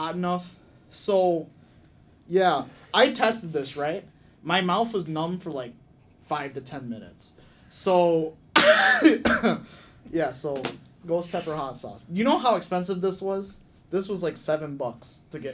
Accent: United States; I was born in America.

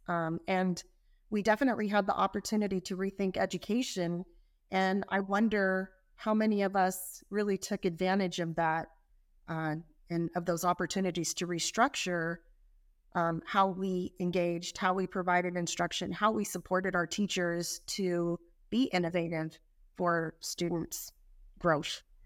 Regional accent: California, United States; I'm from California

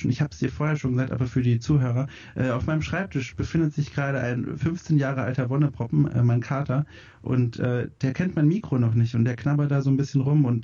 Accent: Bavaria, Germany; Ähm, ich komme aus Franken, also Süddeutschland.

